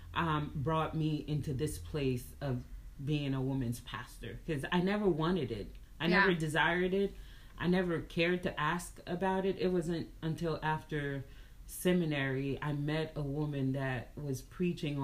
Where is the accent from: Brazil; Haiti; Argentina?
Haiti; moved away; also born or lived in Dallas; I'm coming from Haiti in a small little village.